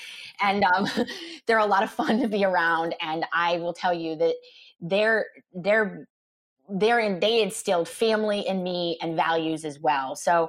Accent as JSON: {"language": "English", "town": "Scranton", "region": "Pennsylvania", "country": "United States", "tie": "born or raised there", "moved": "as an adult", "lives_now": "Oakmont, United States", "said": "I born and raised in Scranton, Pennsylvania. So I grew up in Scranton, and I left when I was 18 to go to Pitt."}